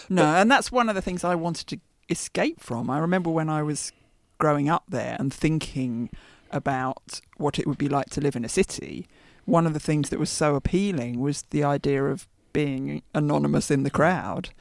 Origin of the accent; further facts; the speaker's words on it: Brookmans Park, East of England, United Kingdom; now in London, United Kingdom; when I went back to visit Brookman's Park, which is the little village, not a village, that I hmm. grew up